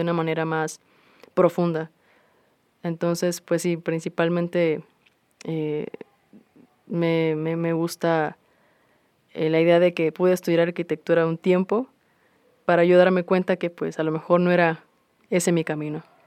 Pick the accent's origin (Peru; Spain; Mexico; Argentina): Mexico; Minatitlán, Veracruz; moved away as an adult; now in Xalapa, Mexico; yo soy del sur de Veracruz, específicamente de Minatitlán. Em, yo, bueno, crecí ahí hasta hace unos tres años que me mudé a Jalapa